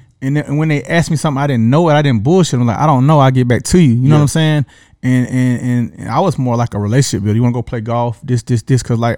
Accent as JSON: {"language": "English", "town": "Atlanta", "region": "Georgia", "country": "United States", "tie": "born or raised there", "said": "I'm from Southwest Atlanta, SWATs over there off on Camelton Road, Mount Gilead, grew up street from Thurrell, but I went to North Fulton, North Atlanta."}